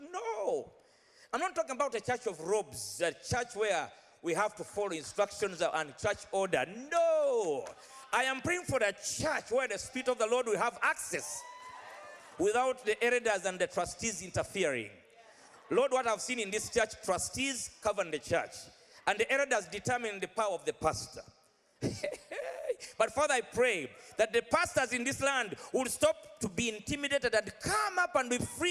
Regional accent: Central Region, Uganda; now in United Kingdom; I'm from Uganda, and Uganda has over 33 tribes. And I'm in the central, we are the biggest tribe in Uganda. I'm a Muganda

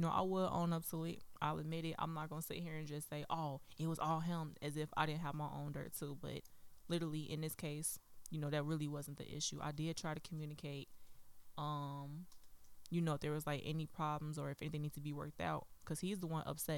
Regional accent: Gary, Indiana, United States; I'm from Gary

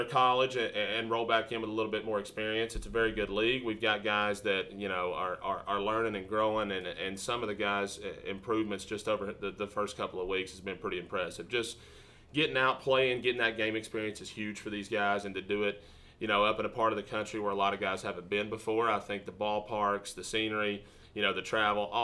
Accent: East Tennessee, United States; moved away as an adult; also born or lived in Singapore / California / Mobile, Alabama; now in Illinois, United States; I'm originally from East Tennessee

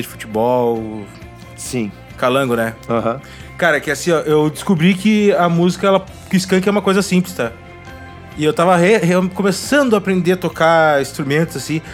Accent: Gaúcho, Rio Grande do Sul, Brazil; eu sou gaúcho

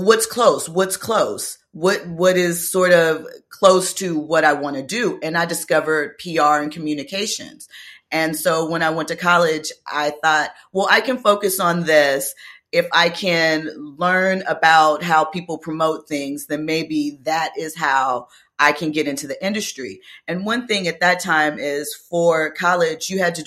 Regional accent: Los Angeles, California, United States; growing up in Los Angeles

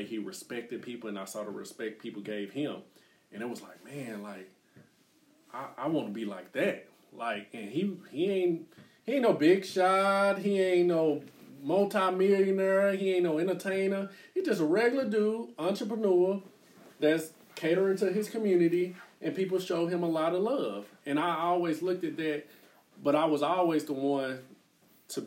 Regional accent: Dallas, Texas, United States; moved away; also born or lived in Oklahoma; growing up in Oak Cliff, I never saw anything outside of my neighborhood

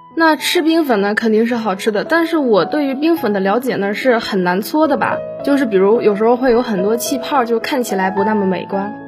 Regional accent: northern China, China; 因为我是北方人嘛

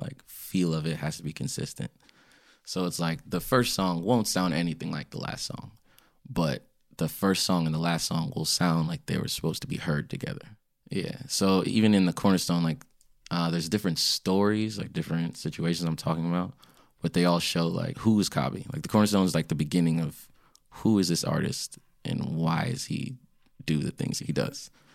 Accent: Springfield, Virginia, United States; also born or lived in Washington, D.C.; I was born in D C, grew up in Springfield, Virginia, but both my parents are from Ghana

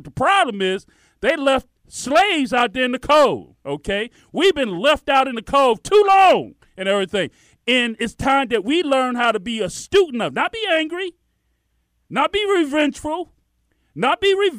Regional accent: United States; We grew up in America. That's all we knew. It was all we knew.

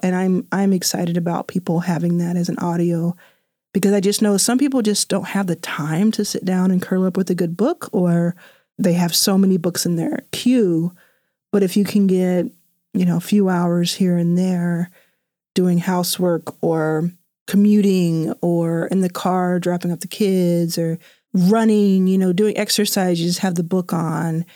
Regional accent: Dallas, Texas, United States; born or raised there; also born or lived in Jackson, Mississippi; now in Los Angeles, United States

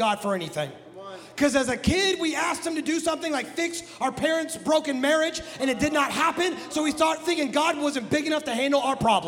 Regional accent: Midwest, United States; I'm from the Midwest

